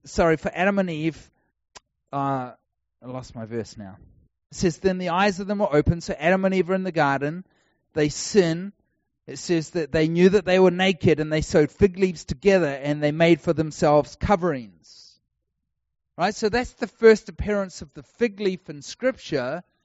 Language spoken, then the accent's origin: English; New Zealand; now in Texas, United States; I'm a New Zealander. If you haven't worked out, I don't speak like an American